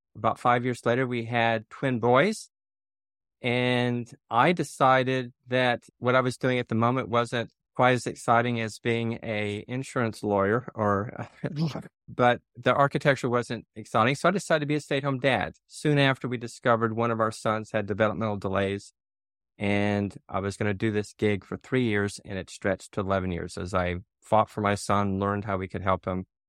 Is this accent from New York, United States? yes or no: no; near Nashville, a very small town in Tennessee, United States; moved away; I'm from a very small town in Tennessee is where I grew up, not far from Nashville